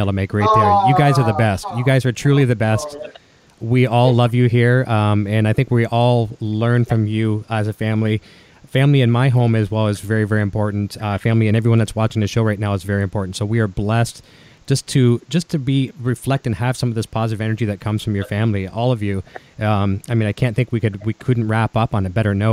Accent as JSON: {"language": "English", "country": "Canada", "accent": "Canadian", "said": "my Canadian accent"}